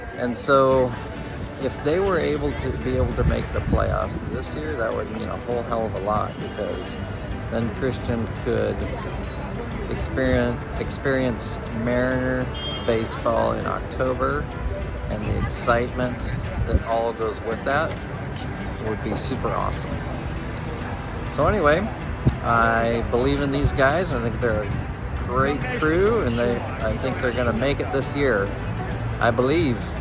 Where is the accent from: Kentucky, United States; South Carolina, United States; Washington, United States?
Washington, United States; Orcas Island; also born or lived in Kirkland, Washington; I am from Kirkland, Washington, originally from Orcas Island, Washington